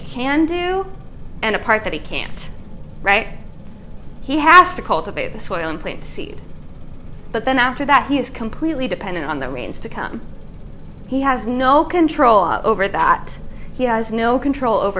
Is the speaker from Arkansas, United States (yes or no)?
no; America's Dairyland, Wisconsin, United States; I am from America's dairy land, and not all of my homeland is made up of dairy farms.